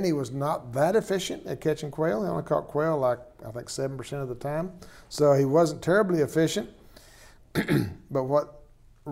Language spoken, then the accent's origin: English; Tornado Alley, United States; I was raised in Tornado Alley